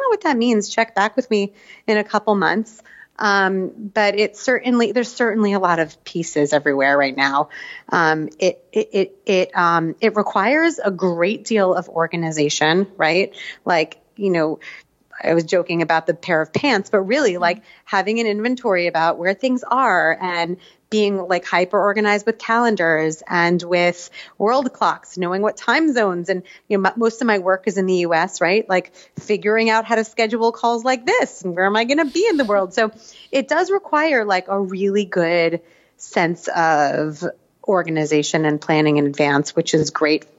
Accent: New Jersey, United States; also born or lived in Israel / Asia; now in New York, United States; I grew up in New Jersey / a little bit in Israel later on. We've spent the last 15 years living in Asia.

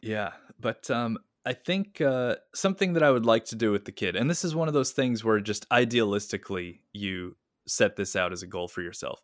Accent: Kentucky, United States; moved away as an adult; now in Ishikawa, Japan; at that time in the nineties in my hometown

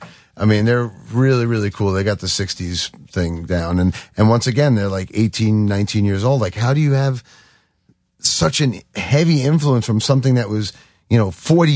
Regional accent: Long Beach, New York, United States; I'm from Long Beach. I grew up on Long Beach.

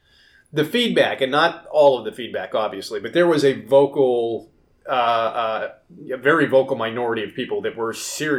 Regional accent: the South, United States; Spent a lot of my time growing up in the South actually, like, searching out small fishing ponds and stuff in the Pine Barrens

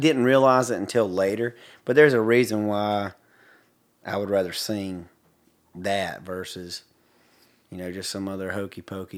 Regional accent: Hartford, Alabama, United States; stuff that I grew up back in Hartford, Alabama, and I got to spend a lot of time on my grandfather's farm riding around with the farmhands

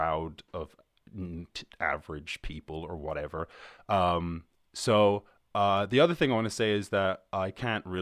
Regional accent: Ireland; I'm from Ireland

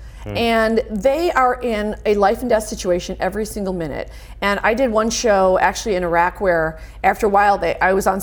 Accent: United States; accent: American; my American accent

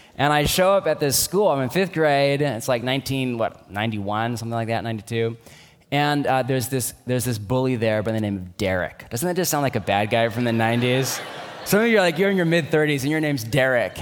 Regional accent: United States; I'm an American

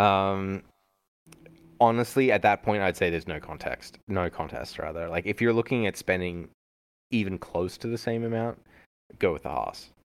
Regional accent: Australia; moved away; growing up in Australia, uh, yeah, everything was centimeters and kilometers

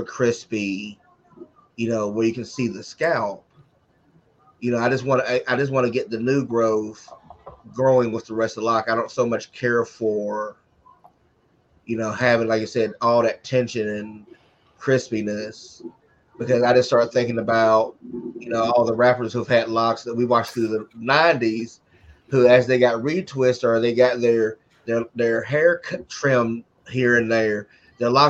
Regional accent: Covington, Georgia, United States; moved away; also born or lived in Atlanta, Georgia; After I left my hometown of Covington, Georgia

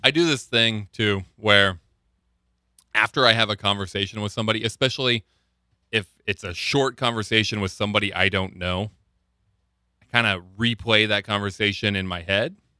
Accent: Lincoln, Nebraska, United States; I come from Lincoln, Nebraska

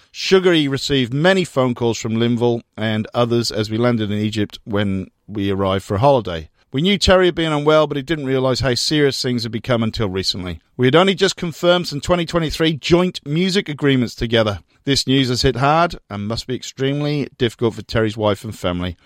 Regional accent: United Kingdom; now in Melbourne, Australia; Growing up in Britain during, well, basically Thatcher's reign

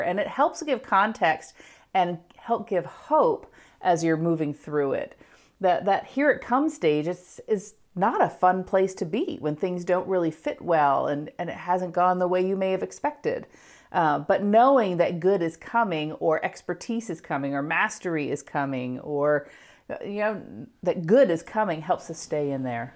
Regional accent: United States; being an American

